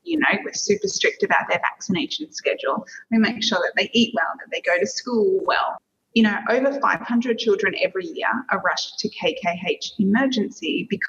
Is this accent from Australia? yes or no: yes; Australia; moved away as an adult; now in Singapore; I'm Australian